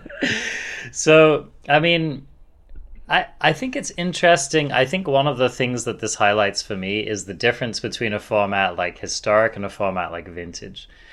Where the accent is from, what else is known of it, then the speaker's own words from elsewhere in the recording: England, United Kingdom; I'm English